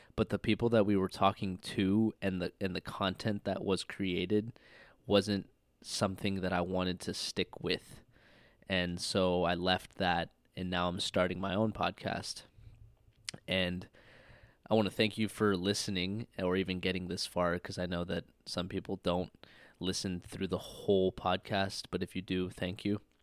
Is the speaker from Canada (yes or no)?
no; Redmond, Washington, United States; moved away as an adult; I'm from Redmond, Washington, born and raised